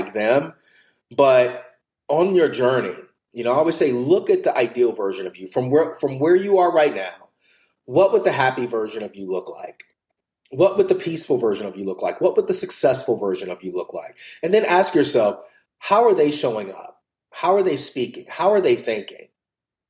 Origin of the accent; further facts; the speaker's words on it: the Bible Belt, United States; moved away; I grew up in the Bible Belt.